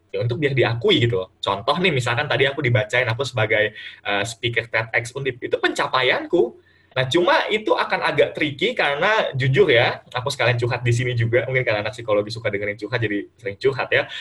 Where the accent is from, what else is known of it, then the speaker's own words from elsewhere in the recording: Bekasi, West Java, Indonesia; Jadi kayak misalkan yang biasa misalkan aku orang Bekasi nih kan uh, ngomongnya gue lu atau segala macam.